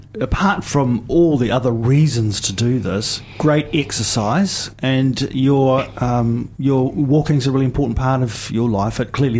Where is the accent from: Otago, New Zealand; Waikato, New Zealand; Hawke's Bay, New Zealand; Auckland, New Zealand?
Otago, New Zealand; Dunedin; I grew up on Lucan Street around Bouverie Street